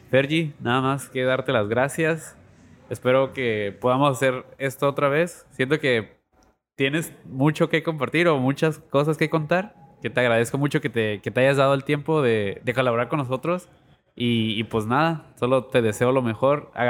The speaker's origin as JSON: {"language": "Spanish", "town": "Tijuana", "region": "Baja California", "country": "Mexico", "said": "yo soy un chamaco de Tijuana, de Tijuana que tiene sueño."}